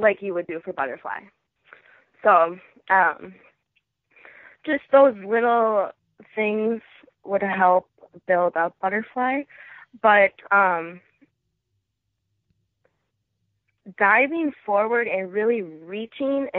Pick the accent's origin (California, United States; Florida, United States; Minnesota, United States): Minnesota, United States; Fridley; my hometown school, Fridley High School